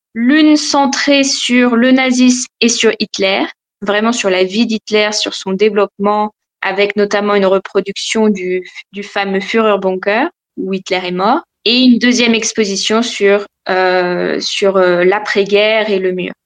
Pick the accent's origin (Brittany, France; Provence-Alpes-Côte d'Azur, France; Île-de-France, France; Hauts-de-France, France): Île-de-France, France; Val-d'Oise; moved away as an adult; now in Berlin, Germany; je viens de, du Val d'Oise.